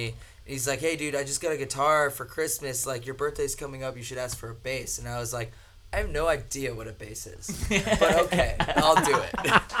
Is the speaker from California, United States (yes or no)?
no; Las Vegas, Nevada, United States; I grew up in Vegas, like, on the same street him and I lived on